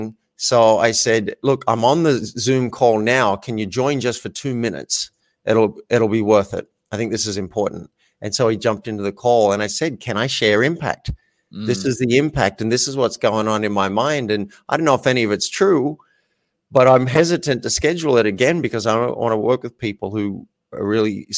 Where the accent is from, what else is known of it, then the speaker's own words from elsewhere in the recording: Australia; I'm an Australian man, grew up in Australia